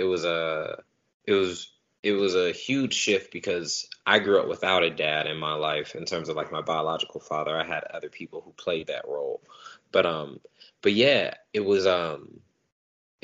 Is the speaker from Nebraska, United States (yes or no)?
no; Stockton, California, United States; I am born and raised in Stockton, California. Still live here